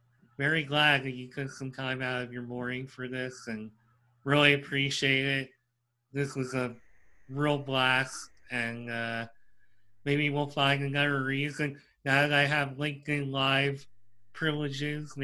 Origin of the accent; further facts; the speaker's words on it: Pennsylvania, United States; growing up in Pennsylvania